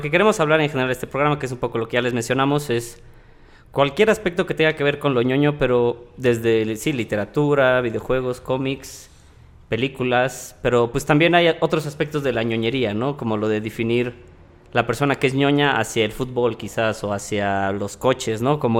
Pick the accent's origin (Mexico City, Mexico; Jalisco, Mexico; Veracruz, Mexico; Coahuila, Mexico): Veracruz, Mexico; Xalapa; born there; Eh, yo nací en Veracruz, en realidad, en Jalapa, y me he mudado como 10 veces en toda mi vida, honestamente.